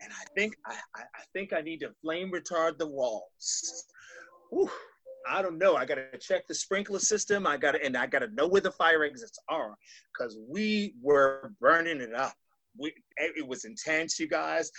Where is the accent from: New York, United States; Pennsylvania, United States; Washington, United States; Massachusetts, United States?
Massachusetts, United States; Boston; I'm from Boston